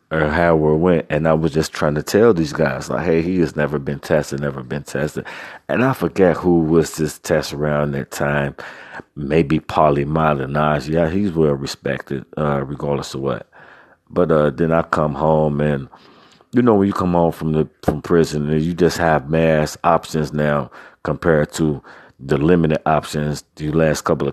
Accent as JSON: {"language": "English", "town": "Cincinnati", "region": "Ohio", "country": "United States", "tie": "born or raised there", "said": "I never lived anywhere outside of Cincinnati, Ohio"}